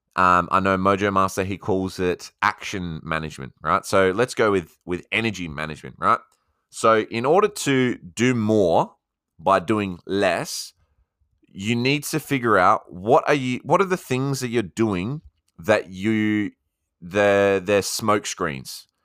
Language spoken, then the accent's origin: English; Australia; accent: Aussie; my Aussie accent